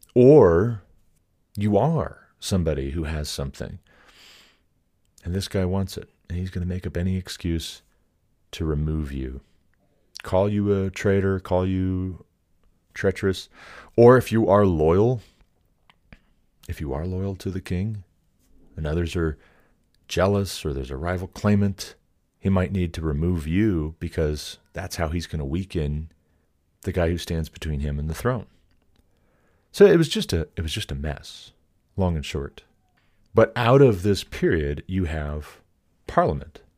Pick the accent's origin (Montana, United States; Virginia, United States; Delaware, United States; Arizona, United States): Montana, United States; now in Colorado, United States; being from Montana